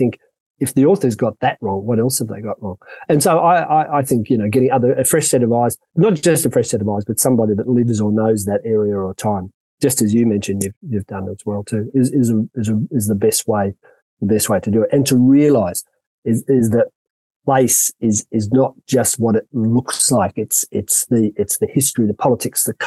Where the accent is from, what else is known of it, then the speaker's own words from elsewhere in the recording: Sydney, New South Wales, Australia; moved away as an adult; now in South Africa; Sydney, which is my hometown